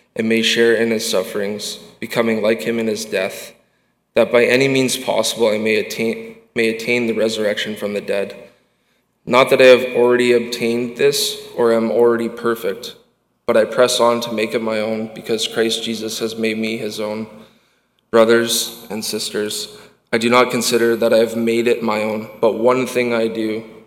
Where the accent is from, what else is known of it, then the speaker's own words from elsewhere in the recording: Winnipeg, Manitoba, Canada; I grew up in Winnipeg, Manitoba